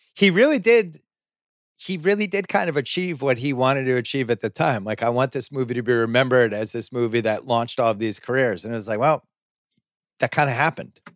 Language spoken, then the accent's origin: English; just outside of Boston, Massachusetts, United States; I was an only child growing up just outside of Boston